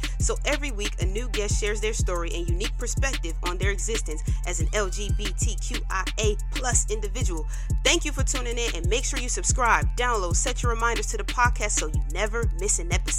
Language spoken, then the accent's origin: English; New Jersey, United States; Philly. I'm from Jersey.